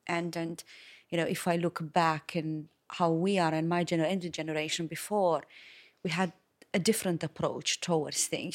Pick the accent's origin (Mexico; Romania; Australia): Romania; also born or lived in London; now in Malta; originally from Romania